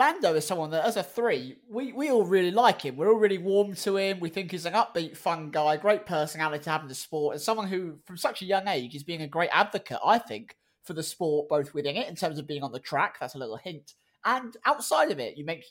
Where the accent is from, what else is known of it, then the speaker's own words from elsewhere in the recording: Scotland, United Kingdom; I'm Scottish. I didn't mean to sound that Scottish.